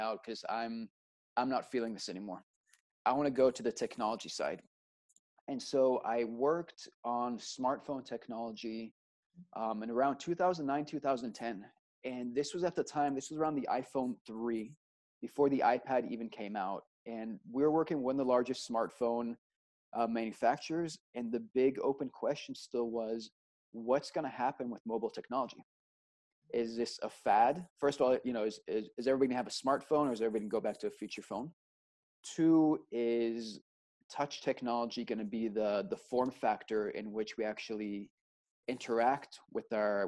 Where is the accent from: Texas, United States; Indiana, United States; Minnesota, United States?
Texas, United States; Austin; moved away; also born or lived in Israel / New York; I grew up in Austin, Texas